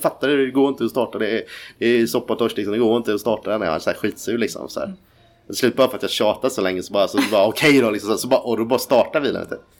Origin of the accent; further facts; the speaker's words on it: Ljungskile, Västra Götaland, Sweden; also born or lived in Nybro, Småland; En bit utanför Uddevalla som heter ett litet ställe som heter Ljungskile. Mm. Eh, där växte jag upp.